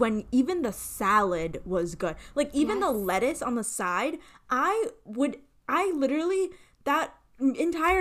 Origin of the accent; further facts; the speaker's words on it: New Jersey, United States; I'm from Jersey